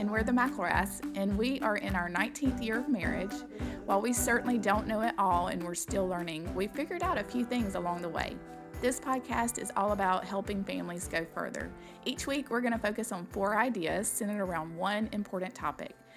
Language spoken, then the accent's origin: English; the South, United States; accent: southern; also born or lived in Kentucky; now in South Georgia, United States; growing up in the South, those are things that are so important to us. Like we were just raised to say yes, ma'ams, no, ma'ams